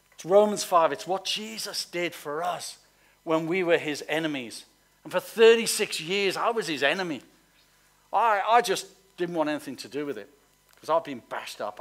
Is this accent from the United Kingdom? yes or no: yes; Liverpool, North West England, United Kingdom; I come from Liverpool